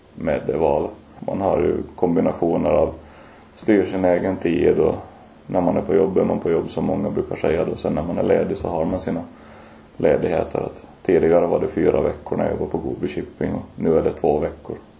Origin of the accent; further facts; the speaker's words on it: Mariehamn, Åland Islands; moved away as an adult; also born or lived in Lemland / Vaasa; now in Oravais, Finland; född och uppvuxen på Åland från början från Lämland men flyttade till Mariehamn som fyraåring